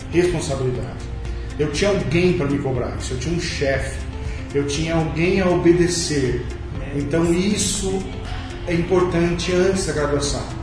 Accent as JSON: {"language": "Portuguese", "town": "Bauru", "region": "São Paulo", "country": "Brazil", "tie": "born or raised there", "said": "meu primeiro trabalho foi num jornal na cidade da minha cidade, Bauru, São Paulo, onde eu nasci."}